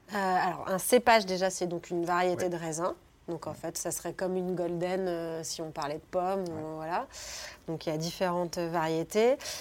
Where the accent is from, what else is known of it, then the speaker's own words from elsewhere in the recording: Cornas, Auvergne-Rhône-Alpes, France; moved away as an adult; also born or lived in Lille / Bordeaux / India / United States; j'ai grandi donc à Cornas, qui est un petit bled en Ardèche